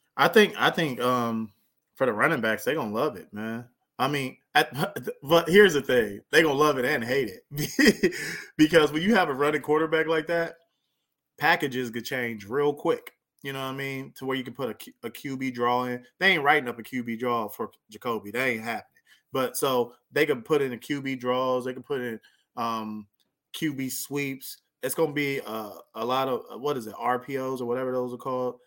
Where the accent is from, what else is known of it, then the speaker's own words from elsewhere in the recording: near Lancaster/Palmdale, California, United States; right by my hometown